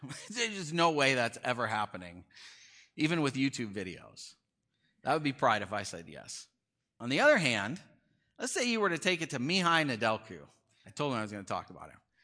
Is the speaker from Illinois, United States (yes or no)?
yes; near Chicago, Illinois, United States; I grew up near Chicago